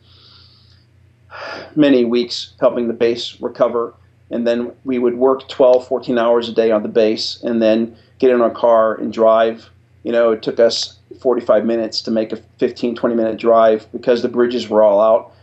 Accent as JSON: {"language": "English", "town": "Warren", "region": "Ohio", "country": "United States", "also_born_or_lived": "Colorado Springs, Colorado / Lakenheath, England / Biloxi, Mississippi", "moved": "as an adult", "said": "I'm from Warren, Ohio"}